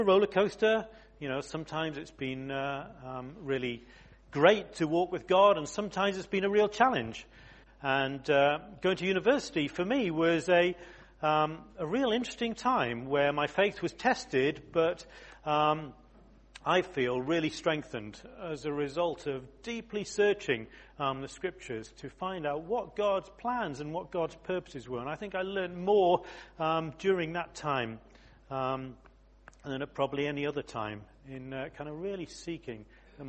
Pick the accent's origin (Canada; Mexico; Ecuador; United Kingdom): United Kingdom; Exeter, South West England; moved away; I was born in Exeter, would you believe? I'm a real southerner, a yokel